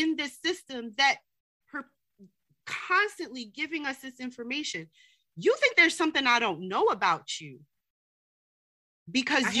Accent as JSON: {"language": "English", "town": "New York City", "region": "New York", "country": "United States", "tie": "born or raised there", "also_born_or_lived": "Salt Lake City, Utah", "said": "I was born in New York, but we went back to New York City"}